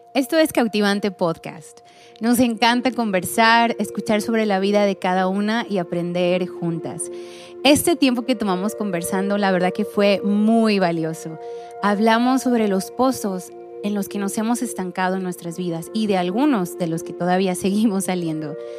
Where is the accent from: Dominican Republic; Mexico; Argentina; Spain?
Mexico; Nayarit; yo también soy de Nayarit